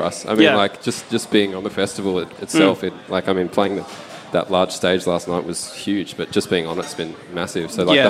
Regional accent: Wollongong, New South Wales, Australia; So we're from Wollongong

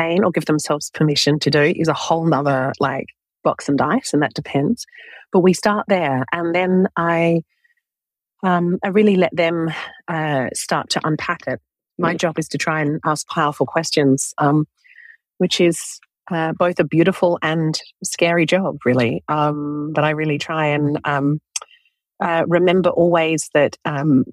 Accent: Australia; also born or lived in London, United Kingdom; I was born in London in the United Kingdom, but I grew up in Australia.

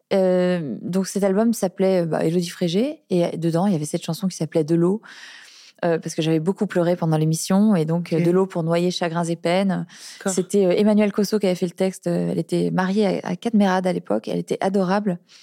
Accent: Cosne-sur-Loire, Bourgogne-Franche-Comté, France; moved away; je suis née à Cône-sur-Loire, mon père habite toujours là-bas

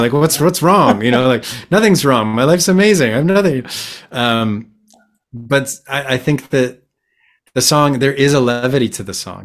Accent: Vancouver, British Columbia, Canada; I am from Vancouver, B C, Canada.

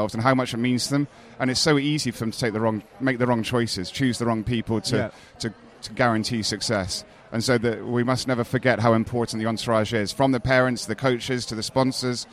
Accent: Hong Kong; I come from Hong Kong

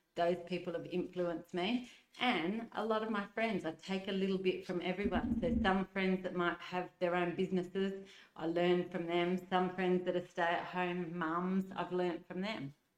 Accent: Adelaide, South Australia, Australia; I grew up in the southern suburbs of Adelaide

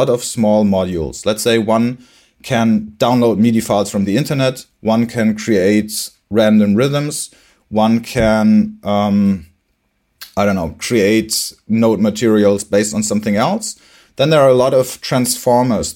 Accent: Bremen, Germany; now in Hamburg, Germany; I was born in Bremen. I live in Hamburg now

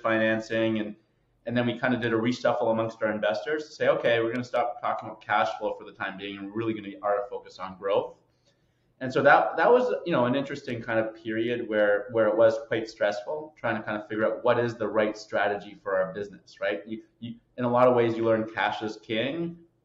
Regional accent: Canada; now in United States; Born and raised as a Canadian, now living in the States

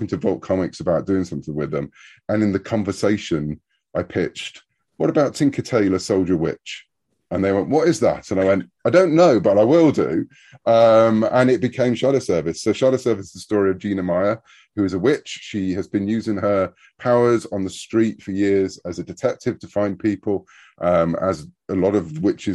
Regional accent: United Kingdom; when I was growing up in the UK.

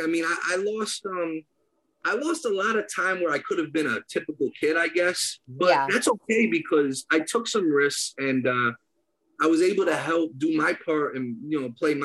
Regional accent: Danbury, Connecticut, United States; I'm not from Queens. I'm from Danbury

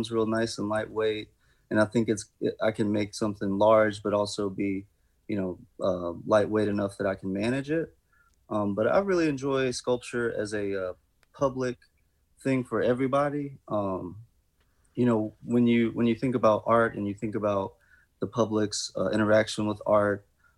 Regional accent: Indianola, Mississippi, United States; Right. I'm from Indianola.

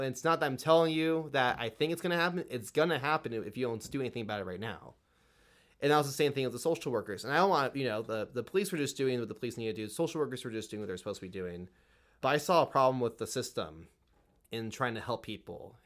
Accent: California, United States; I grew up in a Democratic school system here in California

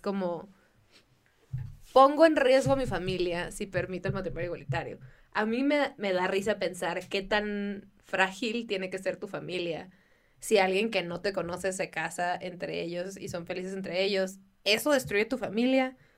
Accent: Baja California, Mexico; en Baja California, de donde yo soy

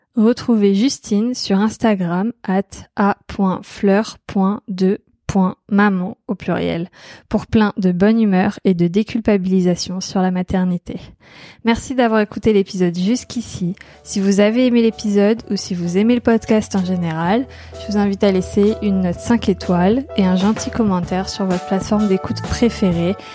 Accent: Normandy, France; je viens de Normandie

